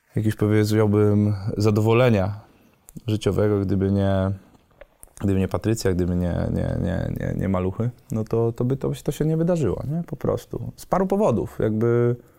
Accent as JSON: {"language": "Polish", "town": "Wrocław", "region": "Lower Silesian Voivodeship", "country": "Poland", "said": "nie jestem stąd, jestem z Wrocławia"}